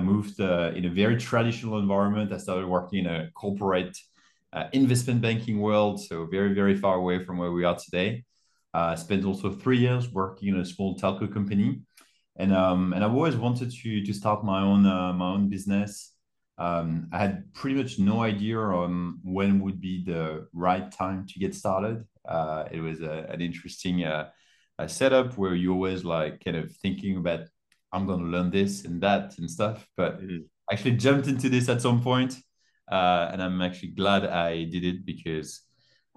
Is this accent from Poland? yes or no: no; France; also born or lived in United States; I'm originally from France